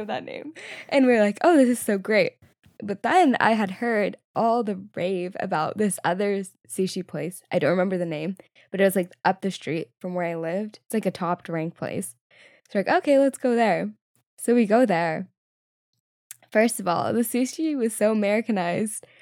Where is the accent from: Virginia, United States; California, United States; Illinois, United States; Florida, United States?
California, United States; Southern; growing up in Southern California, which is pretty mixed